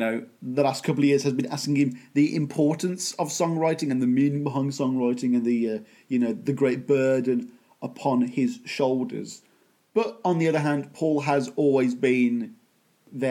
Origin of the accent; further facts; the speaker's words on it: Birmingham, West Midlands, United Kingdom; the Victorian era version of Birmingham. Again, my hometown